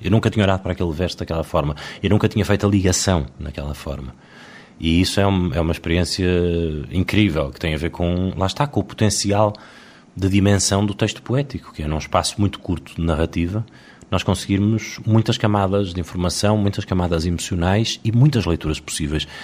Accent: Portugal; Nós que somos portugueses

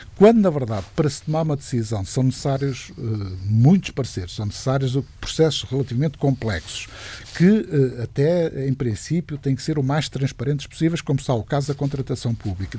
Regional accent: near Lisbon, Portugal; Nasci, nasci aqui bem perto de Lisboa

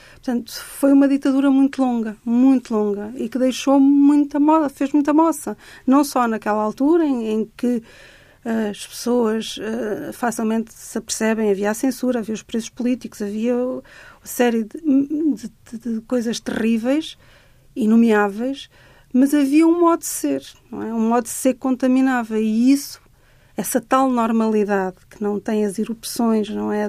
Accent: Cascais, Lisbon, Portugal; eu cresci em Cascais

